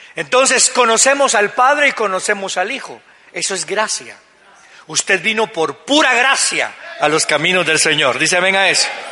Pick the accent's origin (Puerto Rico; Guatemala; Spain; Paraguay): Guatemala; como buenos guatemaltecos que somos